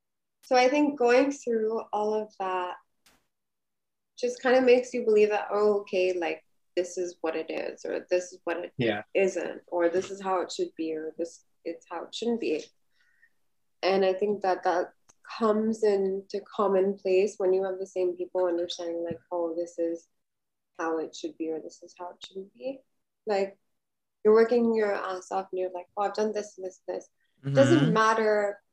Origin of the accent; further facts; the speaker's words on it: Bahrain; also born or lived in United States; I honestly know that we grew up in Bahrain and we have this like Middle East thing.